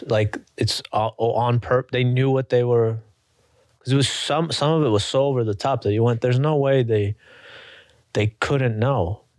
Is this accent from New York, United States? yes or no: yes; New York City, New York, United States; I'm from New York.